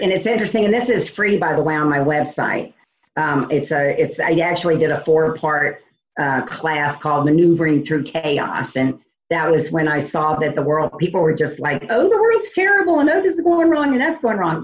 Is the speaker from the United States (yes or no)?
yes; New Orleans, Louisiana, United States; moved away as an adult; now in Indiana, United States